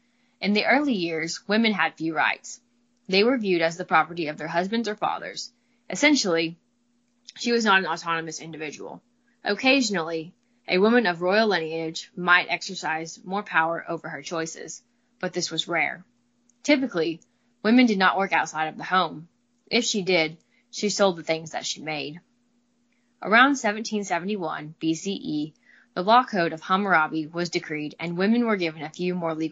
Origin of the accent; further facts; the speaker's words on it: Midwest, United States; accent: drawl; I'm from the Midwest, so got a little bit of a drawl